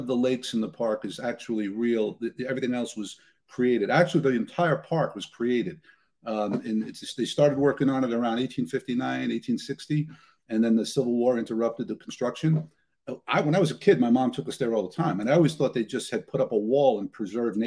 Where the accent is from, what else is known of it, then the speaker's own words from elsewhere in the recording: New York City, New York, United States; I grew up in Ridgewood in Queens